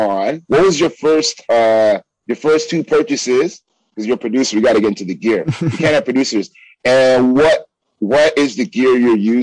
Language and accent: English; Toronto, Ontario, Canada